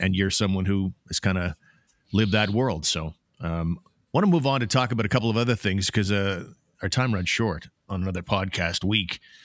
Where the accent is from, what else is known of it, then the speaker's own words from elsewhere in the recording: Canada; as a Canadian